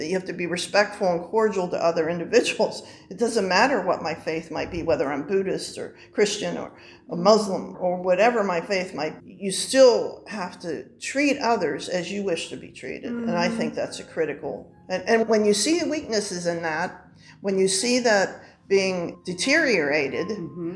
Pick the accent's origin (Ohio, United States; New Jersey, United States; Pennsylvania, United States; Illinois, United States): Pennsylvania, United States; Pittsburgh; I grew up in Squirrel Hill, happens to be a Jewish community